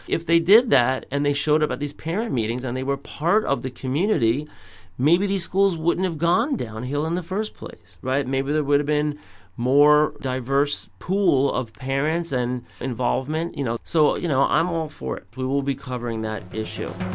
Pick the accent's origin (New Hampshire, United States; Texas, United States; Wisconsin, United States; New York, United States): New York, United States; New York City; I grew up in New York City